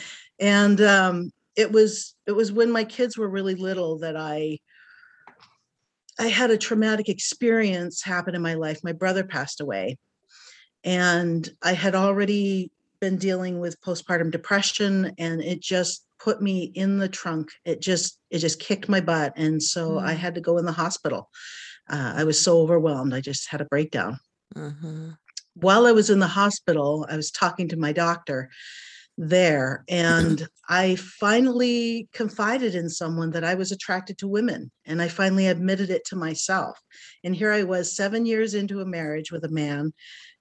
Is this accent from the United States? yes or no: yes; Bangor, Maine, United States; now in Portland, United States; my hometown, Bangor, Maine